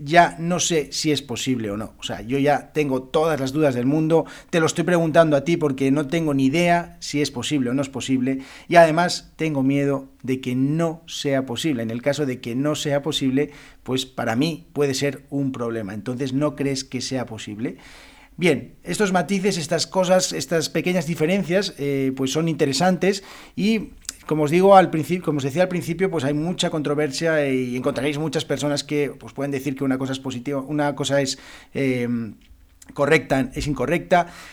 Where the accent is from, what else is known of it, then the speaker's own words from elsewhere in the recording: Spain; first language Spanish; yo como español, como español de España